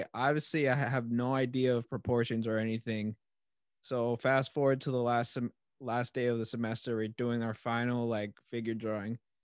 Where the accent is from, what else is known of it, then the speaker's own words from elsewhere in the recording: Long Island, New York, United States; I'm a kid from Long Island